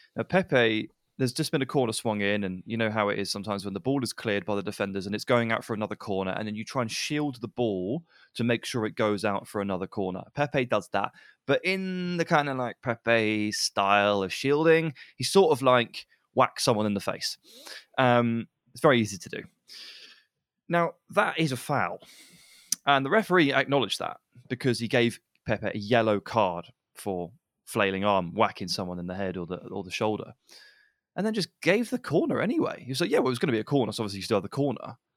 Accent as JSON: {"language": "English", "region": "England", "country": "United Kingdom", "said": "We're English"}